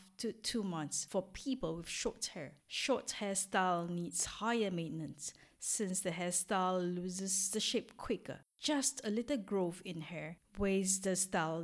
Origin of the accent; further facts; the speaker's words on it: Singapore; moved away as an adult; now in France; I am originally from Singapore, a little country in Southeast Asia